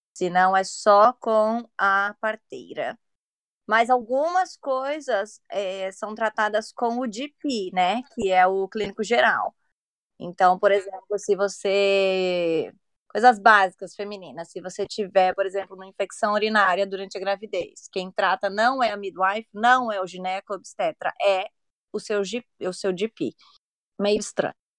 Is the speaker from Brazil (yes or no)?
yes; São Paulo, Brazil; moved away as an adult; now in England; eu sou de São Paulo, mas eu moro fora do país, vai fazer oito anos